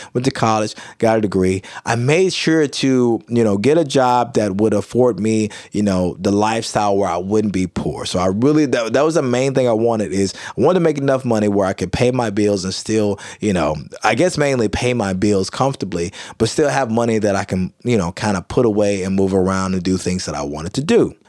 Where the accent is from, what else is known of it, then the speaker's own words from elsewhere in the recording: Kilmichael, Mississippi, United States; also born or lived in Jackson, Mississippi; I grew up in small town, small community, Kilmichael, Mississippi